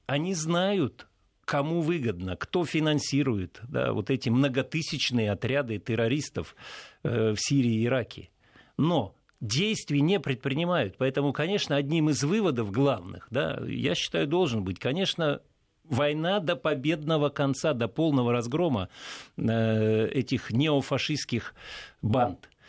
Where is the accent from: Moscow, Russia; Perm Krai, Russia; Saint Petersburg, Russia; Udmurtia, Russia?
Saint Petersburg, Russia; воспринимаю как петербуржец